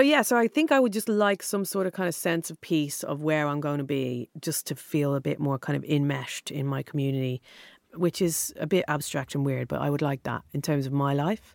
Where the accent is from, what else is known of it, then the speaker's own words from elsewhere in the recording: Dublin, Leinster, Ireland; moved away as an adult; now in London, United Kingdom; Dundrum, South Dublin